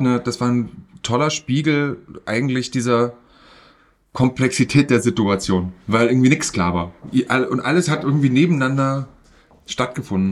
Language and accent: German; East Germany, Germany; ich bin im Osten groß geworden und da hieß es Katschi